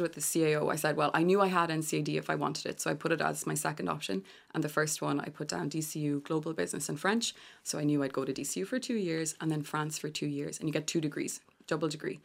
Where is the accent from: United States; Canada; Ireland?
Ireland; Galway, Connacht; I'm from Galway